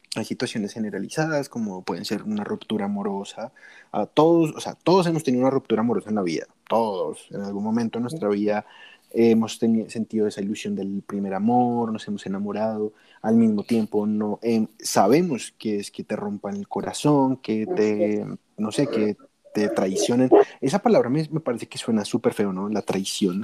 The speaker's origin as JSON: {"language": "Spanish", "country": "Colombia", "said": "aquí en, mi tierrita Colombia"}